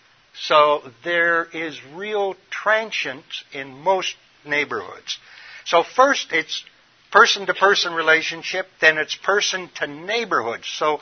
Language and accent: English; Midwest, United States; born there; I'm a Midwesterner by original birth, and silos is where they store grain.